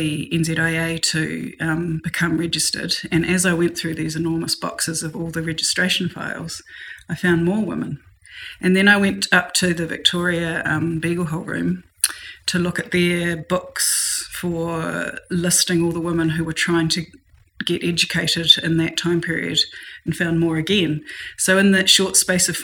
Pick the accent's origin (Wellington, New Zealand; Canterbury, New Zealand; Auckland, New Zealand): Wellington, New Zealand; I'm from Wellington and I'm an architectural historian